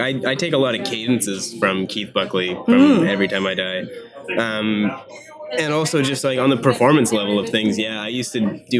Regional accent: Mortlach, Saskatchewan, Canada; Yeah, I'm from Mortlach, Saskatchewan.

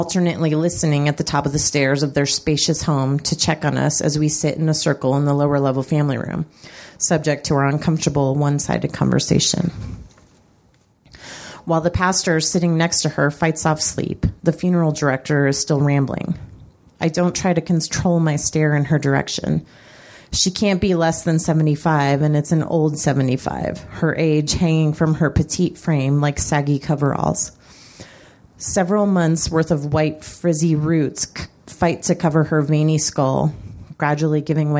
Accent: Colorado Springs, Colorado, United States; my hometown of Colorado Springs

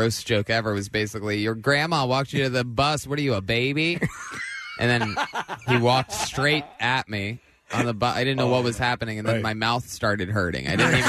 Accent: Youngstown, Ohio, United States; moved away as an adult; now in Los Angeles, United States; I'm originally from Youngstown, Ohio, but I've lived in Los Angeles for the last, like, 13 years.

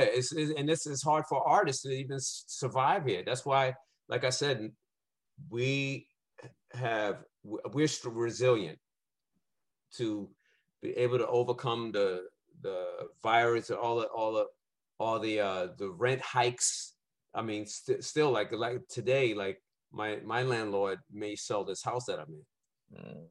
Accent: New York City, New York, United States; I born and raised in Brooklyn, Brownsville, East New York

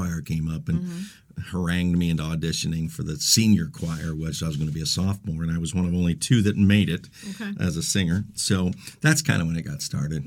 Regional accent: Central Ohio, United States; also born or lived in Westerville, Ohio / Wooster, Ohio; I grew up in Central Ohio

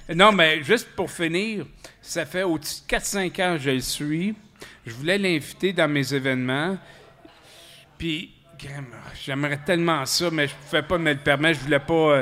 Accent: Quebec, Canada; je suis Canadien-Français en premier lieu, puis après, je suis Québécois

